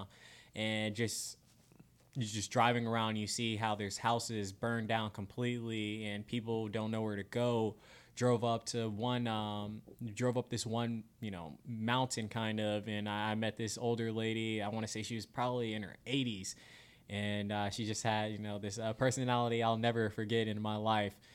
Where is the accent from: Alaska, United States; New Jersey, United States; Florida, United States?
Florida, United States; moved away as an adult; now in Spokane, United States; I'm a Florida boy through and through